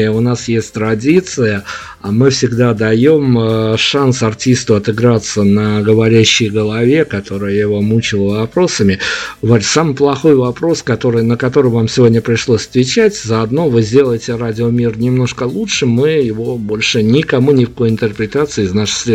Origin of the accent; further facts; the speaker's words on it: Belarus; Понятно, что мы партизанили, мы же как белорусы, мы должны партизанить